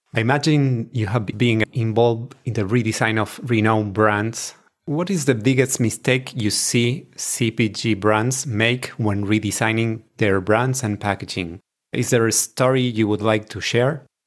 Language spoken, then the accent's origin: English; Argentina; I am from Argentina.